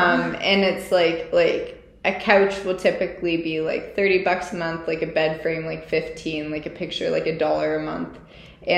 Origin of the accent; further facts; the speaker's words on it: Olds, Alberta, Canada; I'm from Olds